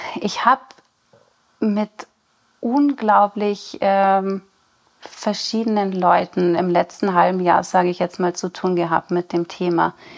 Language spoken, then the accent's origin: German; Rosenheim/Chiemgau region, Bavaria, Germany; now in Chiemsee, Germany; bin auch gebürtig aus der Region, komme ein bisschen mehr aus den Bergen